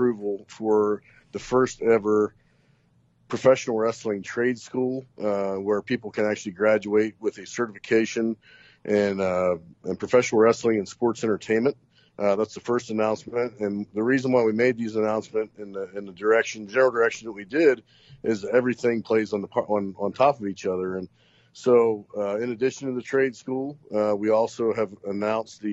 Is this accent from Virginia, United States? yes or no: no; Knox, Pennsylvania, United States; moved away; my hometown of Knox and also Northwestern Pennsylvania